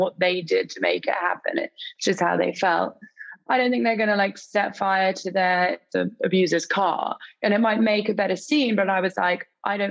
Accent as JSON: {"language": "English", "region": "England", "country": "United Kingdom", "said": "I'm obviously English"}